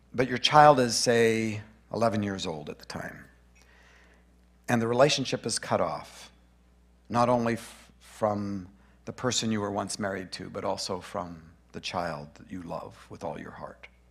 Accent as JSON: {"language": "English", "town": "Grand Prairie", "region": "Alberta", "country": "Canada", "tie": "born or raised there", "also_born_or_lived": "Boring, Oregon", "moved": "yes", "lives_now": "Brush Prairie, United States", "said": "I was born in Grand Prairie, Alberta."}